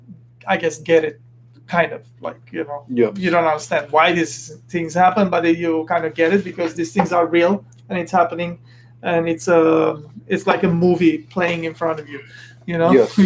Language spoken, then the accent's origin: English; Beirut, Beirut Governorate, Lebanon; moved away; I'm an Armenian. I come from Beirut, Lebanon. I was born there, and I come from that kind of family setting